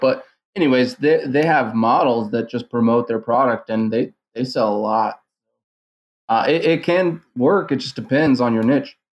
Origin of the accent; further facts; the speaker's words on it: San Diego, California, United States; I was actually born and raised in San Diego